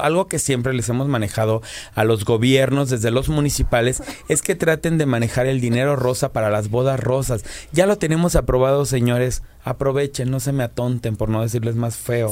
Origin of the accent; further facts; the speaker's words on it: Morelos, Mexico; El estado de Morelos, de donde yo vengo